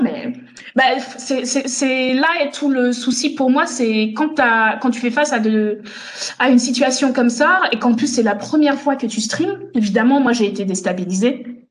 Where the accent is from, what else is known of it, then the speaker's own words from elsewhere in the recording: France; also born or lived in Togo / Benin / Germany; je suis née au Togo, j'ai vécu un petit peu au Bénin et puis après j'ai grandi en France